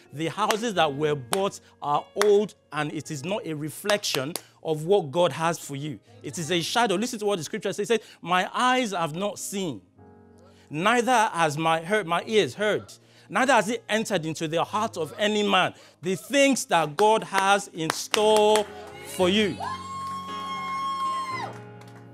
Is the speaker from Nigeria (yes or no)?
yes; Nigeria; also born or lived in Belgium; I was only 3 years old when I moved from Nigeria to Belgium. And I spent like 11 years abroad. I lost my mother tongue and I picked up French and English, or a combination.